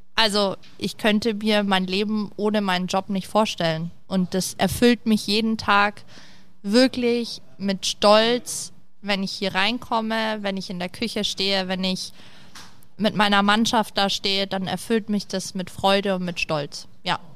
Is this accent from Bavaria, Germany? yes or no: yes; Nuremberg, Bavaria, Germany; ich komme ja aus Nürnberg